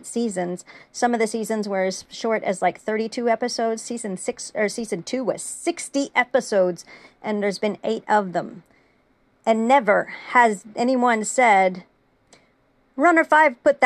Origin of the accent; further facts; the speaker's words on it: United States; I'm American